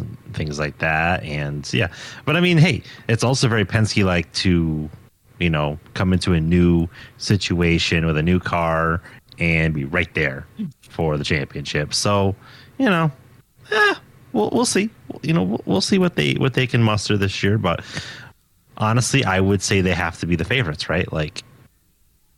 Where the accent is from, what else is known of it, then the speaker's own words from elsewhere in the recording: United States; as an American coming up to, you know, into a different country